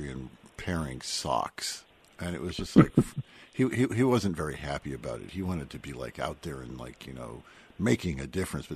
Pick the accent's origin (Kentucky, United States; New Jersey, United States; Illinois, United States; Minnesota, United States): New Jersey, United States; moved away; I'm from New Jersey.